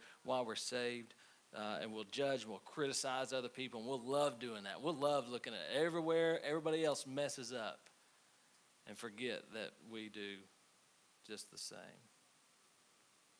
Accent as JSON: {"language": "English", "country": "United States", "said": "I'm American"}